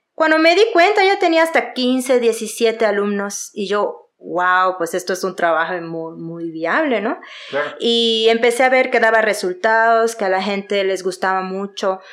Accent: Yucatán, Mexico; accent: Yucatecan; now in Mexico City, Mexico; Soy de Yucatán, orgullosamente yucateca, se nota mi acento

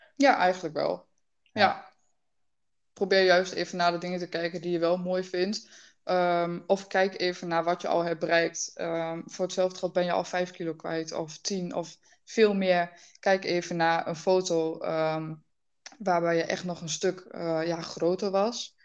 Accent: Twente, Overijssel, Netherlands; Ik kom uit Twente

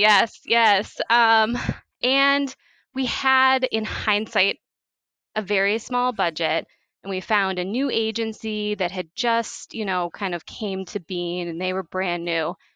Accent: St. Paul, Minnesota, United States; moved away as an adult; also born or lived in Chicago, Illinois; now in Wisconsin, United States; I grew up in St. Paul, Minnesota

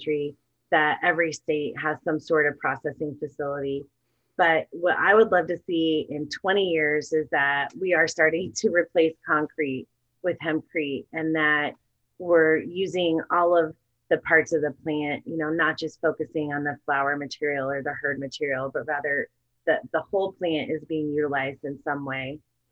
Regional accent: Wyoming, United States; I definitely come from more of the livestock background growing up in Wyoming.

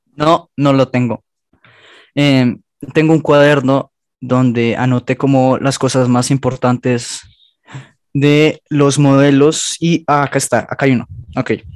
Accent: Colombia; Somos colombianos

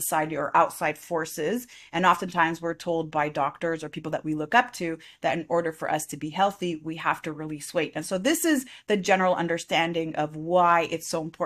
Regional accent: Quebec, Canada; I am from Quebec, Canada

